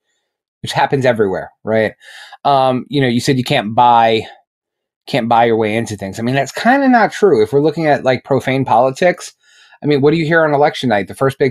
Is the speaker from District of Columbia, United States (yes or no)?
no; New York, United States; And I'm from New York.